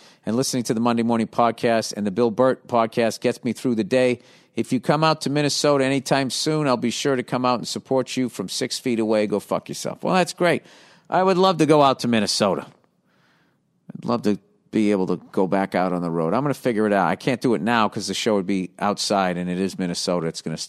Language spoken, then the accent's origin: English; Tunisia; I'm from Tunisia.